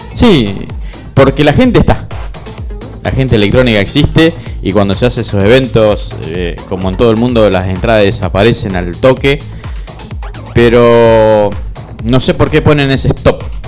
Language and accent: Spanish; Rosario, Santa Fe, Argentina; also born or lived in Pérez; nacido y viví toda la vida en Rosario.